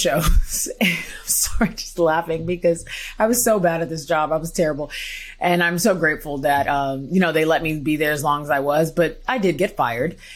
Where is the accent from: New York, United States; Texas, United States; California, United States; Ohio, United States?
Texas, United States; Houston; moved away as an adult; also born or lived in Missouri / Australia; I'm from Houston, Texas. I'm from Houston